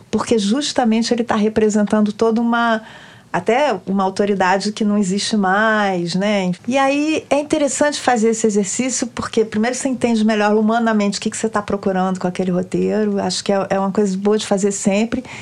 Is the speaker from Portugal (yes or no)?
no; Brazil; eu cresci no Brasil, né, e ah, moro no Brasil